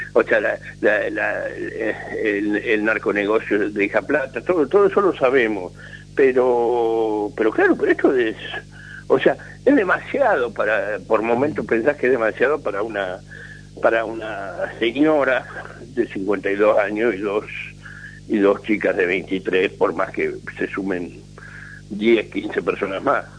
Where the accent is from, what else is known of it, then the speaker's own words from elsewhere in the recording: Buenos Aires, Argentina; moved away; yo nací en Buenos Aires, me crié en Buenos Aires